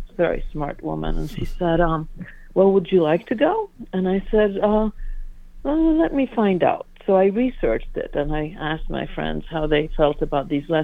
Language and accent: English; Warsaw, Masovian Voivodeship, Poland; also born or lived in Brooklyn; now in United States; I was born and raised in Warsaw, Poland, smack dab in the middle of it.